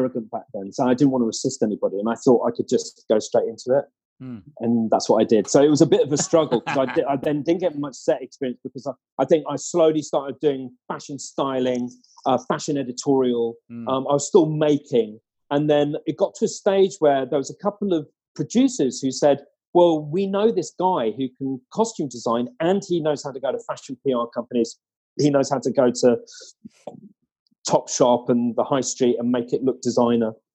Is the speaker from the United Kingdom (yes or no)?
yes; Harrow, London, United Kingdom; I'm from Harrow.